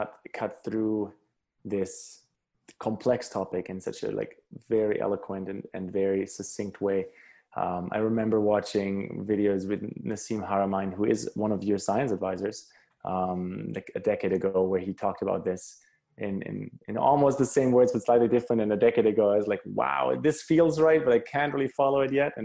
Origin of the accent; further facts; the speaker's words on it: Germany; I grew up in Germany, so went through that schooling system